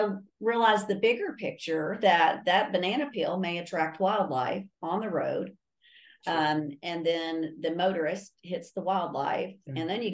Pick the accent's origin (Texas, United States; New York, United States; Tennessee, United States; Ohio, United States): Tennessee, United States; Maryville; also born or lived in Nashville, Tennessee; now in West Tennessee, United States; I grew up in Maryville. One reason I love the state so much because I grew up in Maryville. I spent the majority of my career in Nashville, Middle Tennessee area, and now I call West Tennessee home.